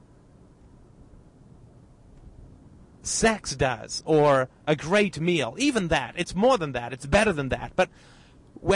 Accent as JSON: {"language": "English", "country": "United Kingdom", "said": "I'm British"}